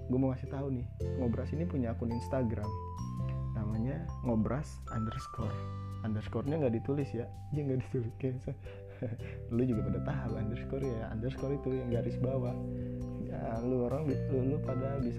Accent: Jakarta, Indonesia; gue gue gue juga orang asli Betawi gue tapi kan namanya gue anak milenial ya

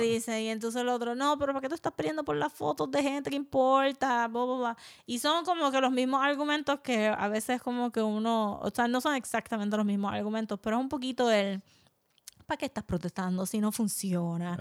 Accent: Puerto Rico

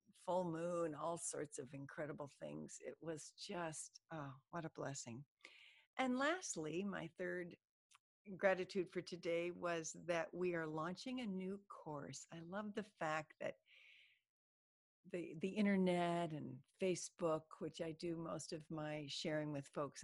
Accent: Iowa, United States; now in Florida, United States; Growing up in Iowa, summer wasn't all that long

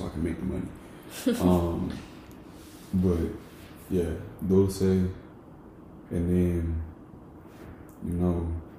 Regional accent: Jamaica; And I'm Jamaican, so any, like, all world music always, like, speaks to me.

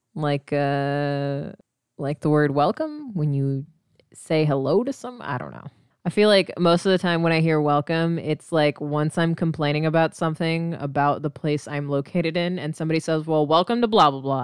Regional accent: Midwest, United States; we're from the Midwest

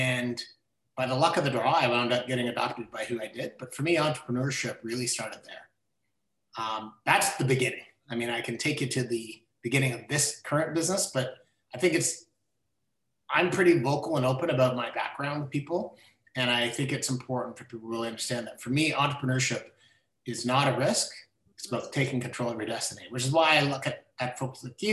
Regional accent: Orillia, Ontario, Canada; also born or lived in Toronto; I grew up in Orillia, Ontario

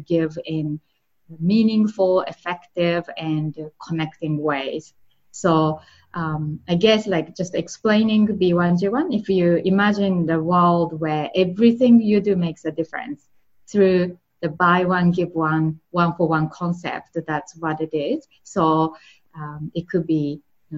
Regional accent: Japan; English is a second language; moved away; I'm from Japan, and that's where I grew up.

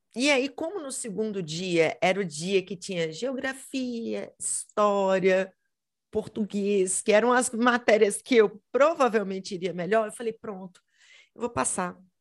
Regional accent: Belo Horizonte, Minas Gerais, Brazil; eu sou de Belo Horizonte, Minas Gerais

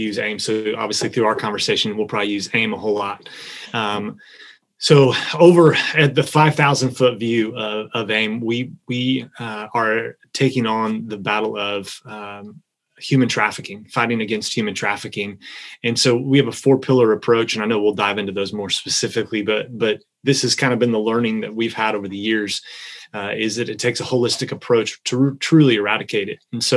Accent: Miamisburg, Ohio, United States; moved away as an adult; also born or lived in Indiana / Kentucky / Las Vegas; now in Northern Kentucky, United States; I'm a kid from Miamisburg. I grew up over in Ohio

